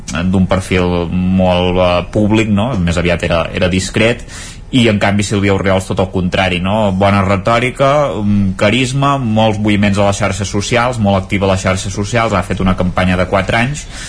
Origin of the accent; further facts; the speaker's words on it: Campdevànol, Catalonia, Spain; jo sóc de Canal